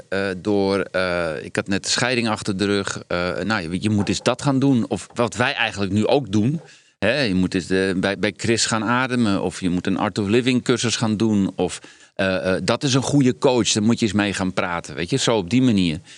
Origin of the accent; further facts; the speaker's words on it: Netherlands; Ik ga niet als een Hollander commentaar geven.